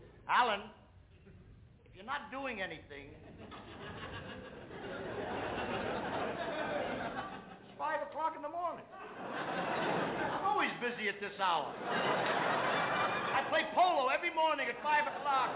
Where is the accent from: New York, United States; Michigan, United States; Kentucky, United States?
New York, United States; I come from the Lower East Side of New York.